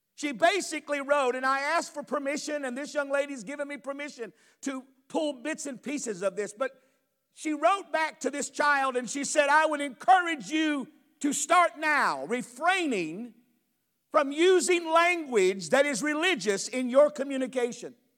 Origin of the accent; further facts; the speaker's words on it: United States; I grew up in America. I was born and raised here. I've only known America.